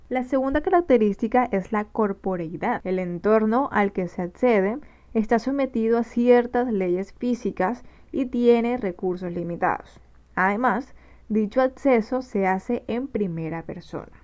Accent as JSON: {"language": "Spanish", "town": "Barranquilla", "region": "Atlántico", "country": "Colombia", "said": "Soy diseñadora gráfica de Barranquilla, Colombia"}